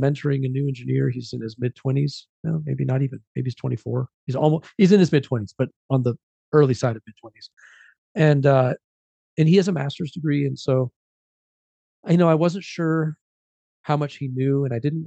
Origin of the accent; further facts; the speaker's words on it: United States; also born or lived in Mexico; brought me over to the US, just me. I came to the US. And so I started my life, you know, here in the US at just a few months old